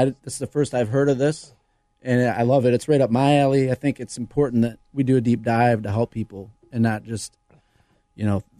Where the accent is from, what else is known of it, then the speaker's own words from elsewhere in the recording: Flint, Michigan, United States; now in Arlington Heights, United States; I'm from Flint, Michigan. I saw a lot of nasty things there.